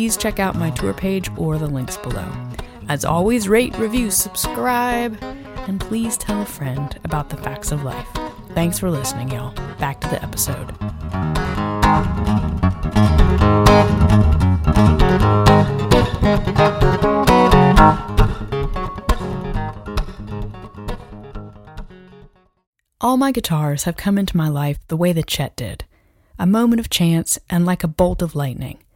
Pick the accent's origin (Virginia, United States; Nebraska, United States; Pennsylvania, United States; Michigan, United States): Virginia, United States; Fredericksburg; growing up in Fredericksburg, Virginia in the late 90s.